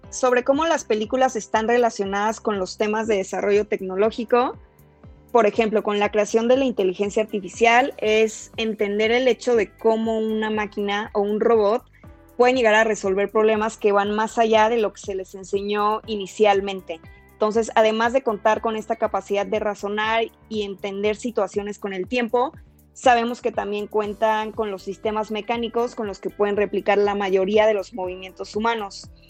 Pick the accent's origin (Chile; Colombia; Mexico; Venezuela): Mexico; Mexico City; soy arquitecta de la Ciudad de México.